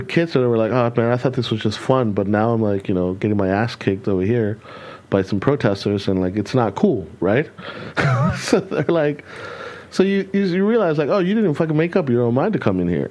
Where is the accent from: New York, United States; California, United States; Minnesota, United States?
California, United States; moved away as an adult; also born or lived in Texas; now in Germany; I grew up in California where there was no um, no fireworks allowed.